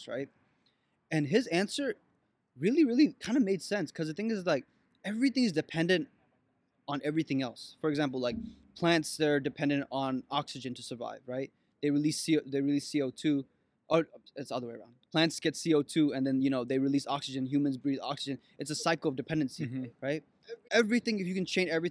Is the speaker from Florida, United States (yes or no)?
yes; Florida, United States; moved away; I was born in Florida